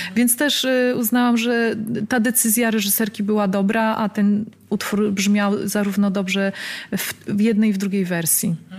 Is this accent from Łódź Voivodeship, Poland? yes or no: yes; Łódź, Łódź Voivodeship, Poland; moved away as an adult; now in Warsaw, Poland; ja pochodzę z Łodzi, mieszkam obecnie w Warszawie